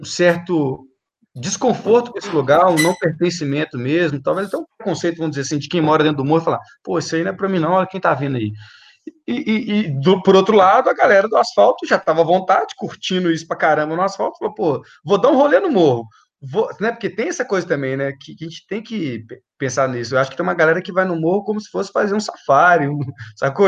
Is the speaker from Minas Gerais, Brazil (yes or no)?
yes; Belo Horizonte, Minas Gerais, Brazil; eu sou nascido e criado na aglomerada da Serra, na Vila Marsola